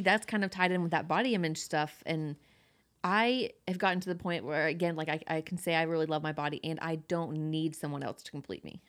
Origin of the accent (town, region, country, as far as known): Georgia, United States; born or raised there